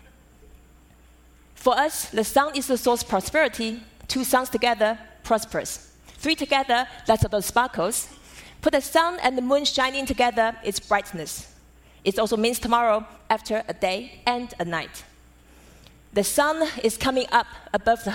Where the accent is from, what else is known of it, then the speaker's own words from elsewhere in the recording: Taiwan; Growing up in Taiwan as a daughter of calligrapher